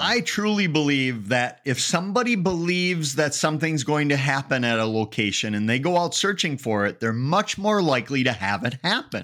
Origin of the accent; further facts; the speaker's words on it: Eau Claire, Wisconsin, United States; I grew up in a town called Eau Claire, which is nicknamed Sawdust City